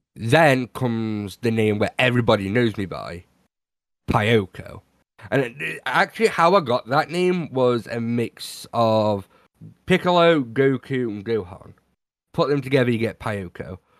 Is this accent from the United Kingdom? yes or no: yes; United Kingdom; I'm British